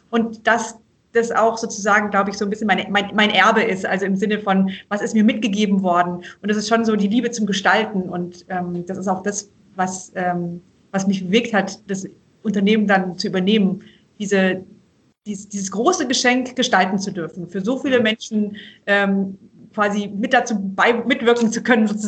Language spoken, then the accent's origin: German; Obereisenbach, Baden-Württemberg, Germany; Denn wir sind hier eben aufgewachsen in Oberschwaben, meine, also meine Kinder, meine Schwestern und ich, äh, in einem kleinen Dorf, also Obereisenbach bei Tettnang hier ist eher Landwirtschaft